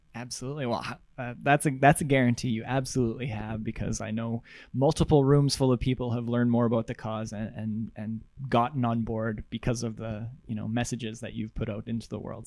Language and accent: English; Russell, Manitoba, Canada; I'm from Russell